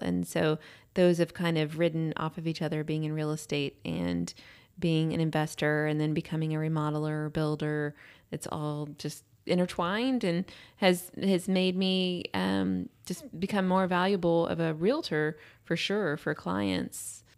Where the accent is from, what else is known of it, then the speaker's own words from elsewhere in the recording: Austin, Texas, United States; also born or lived in Houston, Texas; we moved to Austin when I was in third grade. I lived in Lake Travis area. Then we came to Westlake, I think, in fi-, fourth or fifth grade